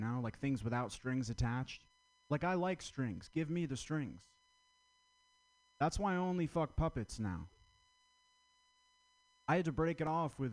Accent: Vermont, United States; I'm from Vermont

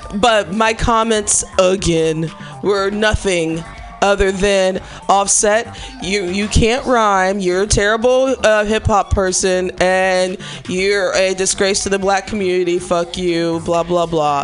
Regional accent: Chicago, Illinois, United States; moved away; I'm from Chicago

